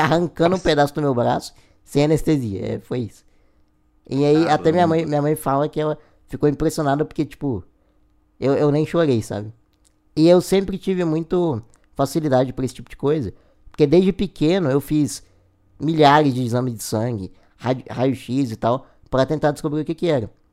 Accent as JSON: {"language": "Portuguese", "town": "Goiânia", "region": "Goiás", "country": "Brazil", "said": "eu sou de Goiás, de Goiânia, Goiás"}